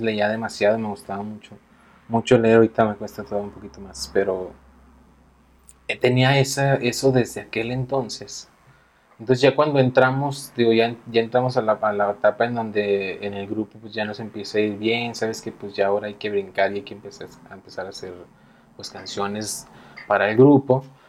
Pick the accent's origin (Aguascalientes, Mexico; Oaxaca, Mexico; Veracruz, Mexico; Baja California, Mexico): Aguascalientes, Mexico; Si somos de Aguascalientes